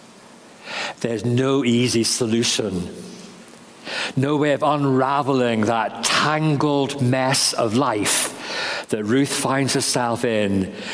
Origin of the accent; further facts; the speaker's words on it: England, United Kingdom; moved away as an adult; also born or lived in Northern Ireland; now in Carrickfergus, United Kingdom; being an Englishman